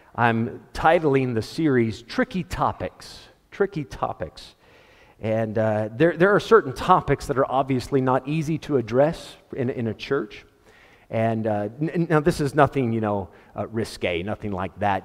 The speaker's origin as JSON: {"language": "English", "country": "United States", "said": "As an American"}